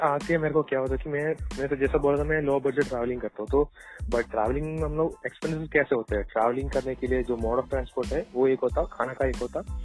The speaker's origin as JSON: {"language": "Hindi", "region": "Kerala", "country": "India", "said": "हम साउथ में है मैं केरला से हूँ"}